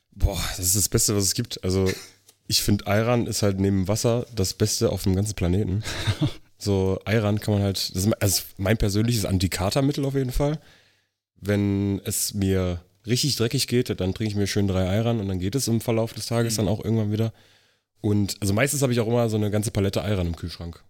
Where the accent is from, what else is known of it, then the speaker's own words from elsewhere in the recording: Riesa, Saxony, Germany; moved away as an adult; also born or lived in Elsterwerda, Brandenburg; Also ich bin im Osten geboren, in äh, Elsterwerda, das ist Brandenburg, bin in Riesa aufgewachsen, das ist Sachsen, also nur ein paar Kilometer weit weg. Und bin 2006 hier rübergezogen